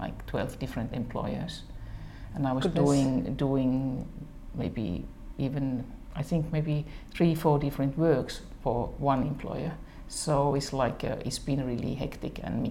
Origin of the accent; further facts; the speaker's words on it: Imatra, South Karelia, Finland; it's my hometown actually